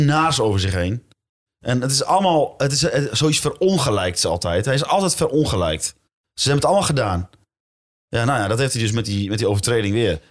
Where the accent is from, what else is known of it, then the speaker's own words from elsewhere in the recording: Zwolle, Overijssel, Netherlands; ik ben geboren in Zwolle, op 100 meter van het stadion.